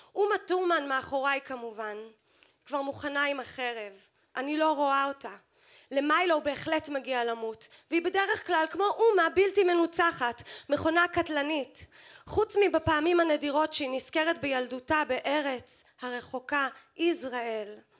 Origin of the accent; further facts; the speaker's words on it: New York, United States; now in Israel; הילדות שלי בניו יורק